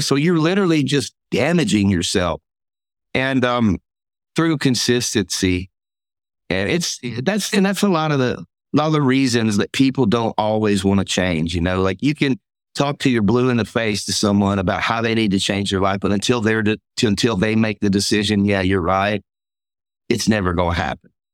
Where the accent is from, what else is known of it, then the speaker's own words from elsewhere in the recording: Mississippi, United States; I'm from Mississippi.